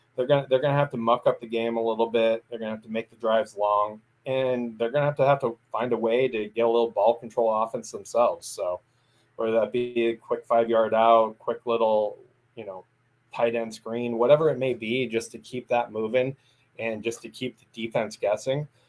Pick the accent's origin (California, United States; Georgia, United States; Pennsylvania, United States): California, United States; Central Coast of; I grew up on the Central Coast of California, so I grew up around more Niner fans than I did Rams fans